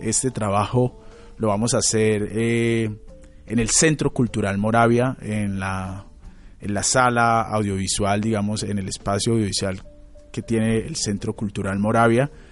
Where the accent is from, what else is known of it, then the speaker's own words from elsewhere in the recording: Quito, Pichincha, Ecuador; moved away as an adult; now in Medellín, Colombia; yo nací en Quito, yo nací en Quito, crecí en Quito